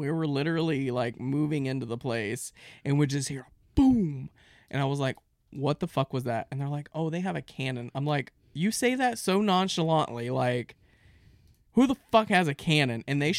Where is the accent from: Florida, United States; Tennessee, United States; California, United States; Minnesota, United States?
Florida, United States; I grew up in Florida. I know too many things.